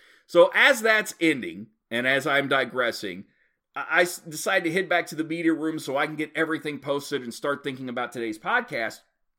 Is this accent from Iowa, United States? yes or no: no; Oklahoma, United States; growing up in Oklahoma, going to school